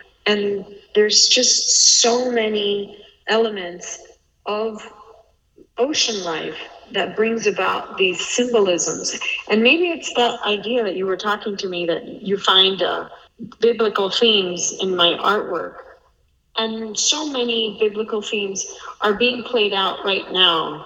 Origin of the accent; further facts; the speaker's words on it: United States; growing up in the States